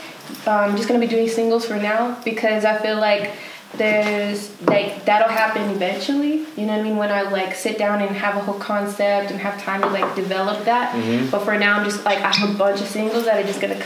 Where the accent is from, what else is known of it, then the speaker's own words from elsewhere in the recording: El Paso, Texas, United States; moved away; I'm from El Paso